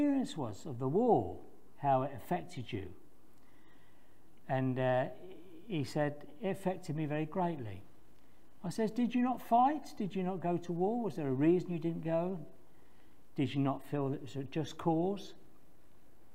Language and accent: English; a little village in Oxfordshire, South East England, United Kingdom; also born or lived in London; we moved from London, I was about six at the time, I think, to a little village in Oxfordshire